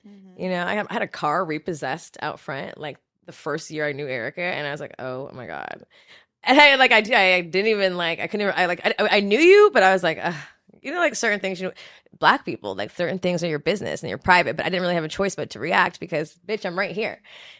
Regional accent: Jamaica; I'm a Jamaican.

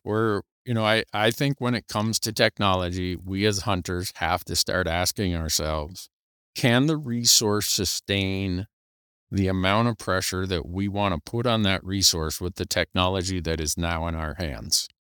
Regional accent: Montana, United States; my home state of Montana

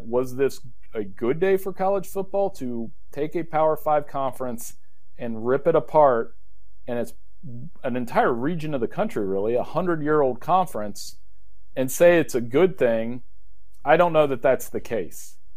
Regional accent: Central Ohio, United States; I grew up in Central Ohio

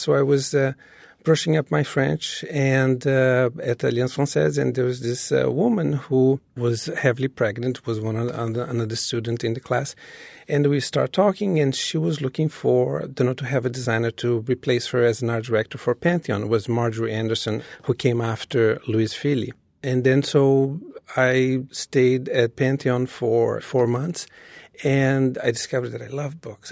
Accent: Rio de Janeiro, Brazil; moved away as an adult; now in New York City, United States; I was born in Rio.

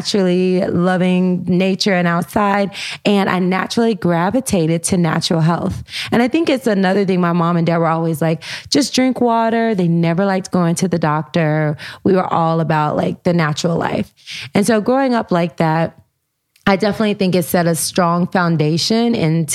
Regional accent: Humboldt, Tennessee, United States; I grew up, you know, in Humboldt, Tennessee

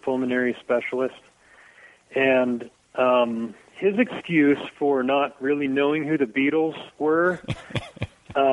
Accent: Dayton, Ohio, United States; now in Livingston, United States; where I grew up. I mean, Ohio, Dayton

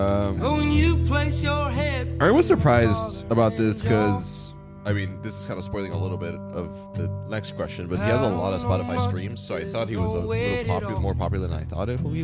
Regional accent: Puerto Rico; moved away; I'm from Puerto Rico originally. I just spent like 3 weeks there.

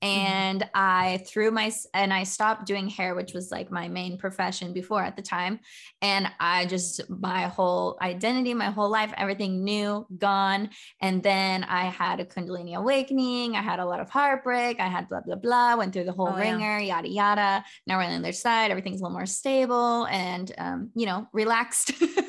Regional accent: San Diego, California, United States; moved away as an adult; now in Ohio, United States; I'm from California, San Diego, and I moved to Ohio.

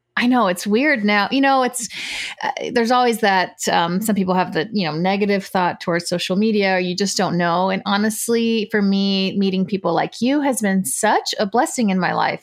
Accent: United States; when they came to the States, I was born here.

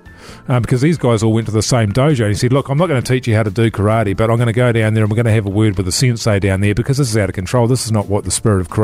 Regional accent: New Zealand; Yeah, because of me, yeah, you know, being a New Zealander.

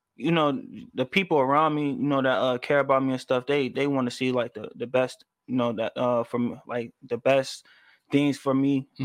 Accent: Chicago, Illinois, United States; I'm from um out south

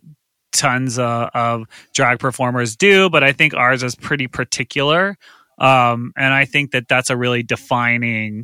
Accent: the South, United States; I grew up in the South

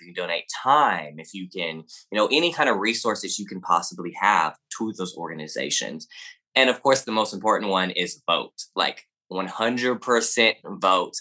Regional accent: the South, United States; accent: Southern; People say I have an accent, but, I mean, I guess I am from the South.

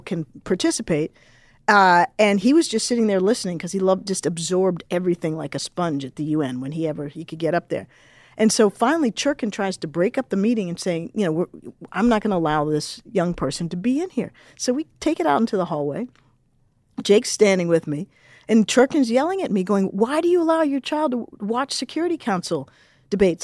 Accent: Washington, District of Columbia, United States; I grew up in Washington, D C, born in the mid-sixties, grew up in the seventies and eighties

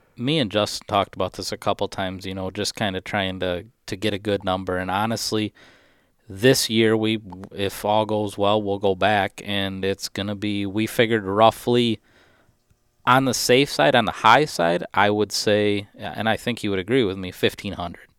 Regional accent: Michigan, United States; this is my home state.

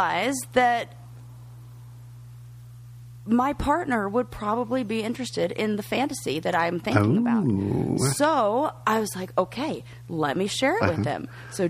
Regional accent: California, United States; moved away as an adult; I'm from California

